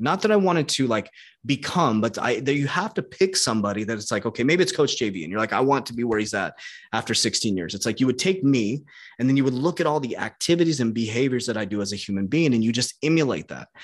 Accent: Arizona, United States; I was born in Arizona

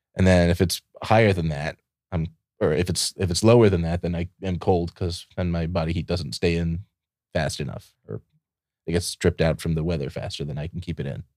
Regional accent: Ohio, United States; also born or lived in Michigan / Puerto Rico; now in Austin, United States; I grew up in Ohio, and, uh, then I moved to Michigan, then I moved to Puerto Rico, then I moved to Texas.

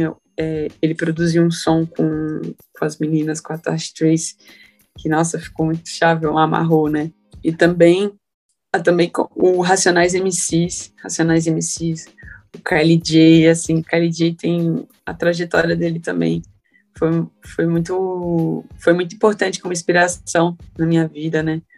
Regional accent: Carapicuíba, São Paulo, Brazil; eu sou de Carapicuíba desde, a, desde que eu me entendo por gente

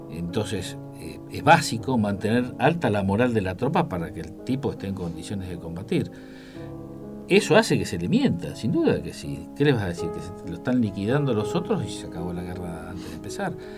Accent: Argentina

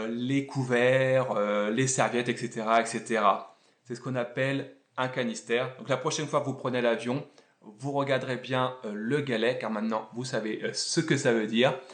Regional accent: France; Et je le dis alors que je suis français et qu'on est donc le roi.

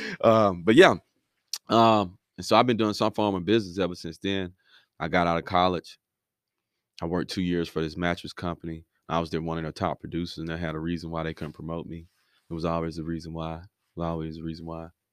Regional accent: Miami, Florida, United States; moved away; also born or lived in Five Points, Alabama; Originally from Miami, moved to Five Points, Alabama

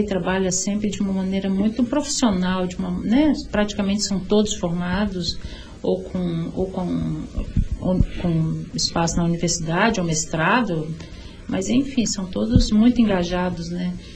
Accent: Vitória, Espírito Santo, Brazil; Eu sou capixaba, eu sou, de nasci em Vitória, é, eu, eu sou da Ilha do Príncipe, eu nasci na Ilha do Príncipe, né, assim, sou dali, moradora dali

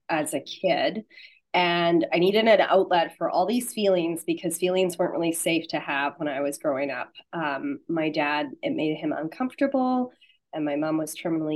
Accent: Saskatchewan, Canada; I'm from Saskatchewan, Canada

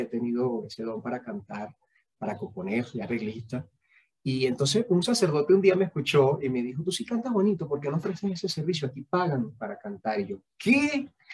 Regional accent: Venezuela; moved away as an adult; como venezolanos

